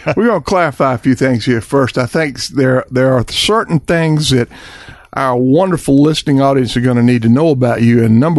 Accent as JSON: {"language": "English", "region": "South Carolina", "country": "United States", "tie": "born or raised there", "said": "And I grew up in South Carolina, driving them with dogs."}